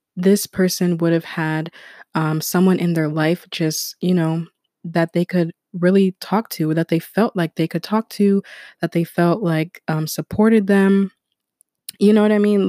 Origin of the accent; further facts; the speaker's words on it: United States; also born or lived in Ghana; I was born in America